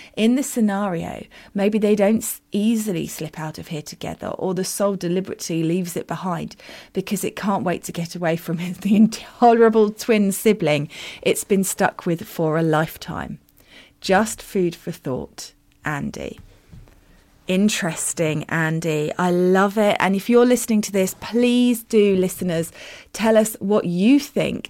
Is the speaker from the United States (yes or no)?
no; United Kingdom; I'm very British